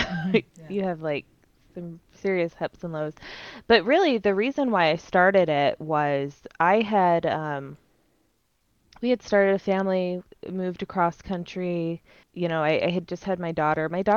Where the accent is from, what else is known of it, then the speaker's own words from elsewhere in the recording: Gilbert, Arizona, United States; moved away; I grew up in Gilbert, Arizona